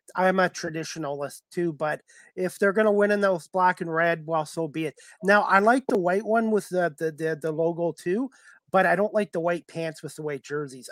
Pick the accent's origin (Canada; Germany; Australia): Canada; my own country